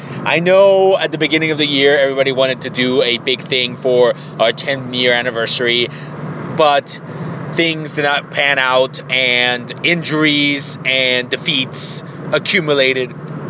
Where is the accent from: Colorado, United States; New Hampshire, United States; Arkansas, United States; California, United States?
California, United States; San Diego. My home, closest to my hometown, the San Diego. I have family and friends and family right there.